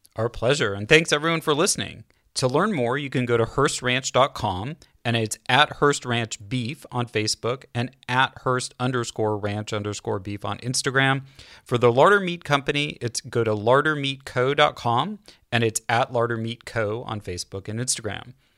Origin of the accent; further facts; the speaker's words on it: California, United States; I as a Californian natively